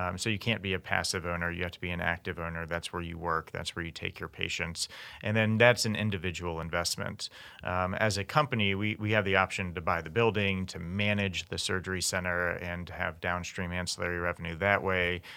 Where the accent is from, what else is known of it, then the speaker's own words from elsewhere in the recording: Memphis, Tennessee, United States; moved away as an adult; also born or lived in Kansas; now in Kansas City, United States; I'm from Memphis, Tennessee originally, came out to K U in two thousand